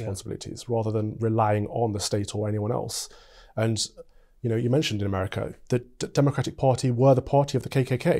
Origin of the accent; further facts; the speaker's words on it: Mansfield, East Midlands, United Kingdom; moved away as an adult; now in London, United Kingdom; from Mansfield, Nottinghamshire